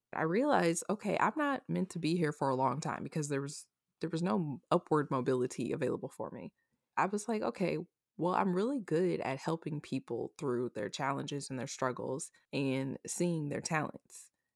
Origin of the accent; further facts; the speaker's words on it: Omaha, Nebraska, United States; also born or lived in Austin, Texas; I'm originally from Omaha, Nebraska